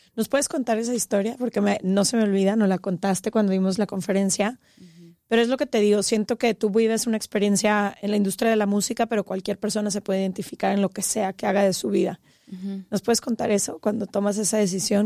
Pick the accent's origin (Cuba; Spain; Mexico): Mexico; Guadalajara, Jalisco; nosotras crecimos en Guadalajara